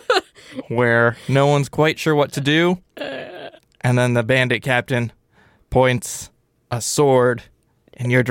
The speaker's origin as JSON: {"language": "English", "country": "United States", "said": "I'm American"}